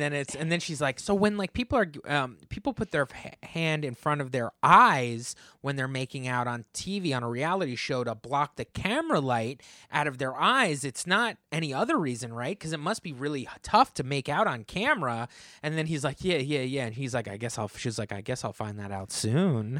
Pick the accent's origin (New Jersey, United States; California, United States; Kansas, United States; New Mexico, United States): New Jersey, United States; Monmouth County; also born or lived in Hazlet, New Jersey; townships in Monmouth County, New Jersey, where I grew up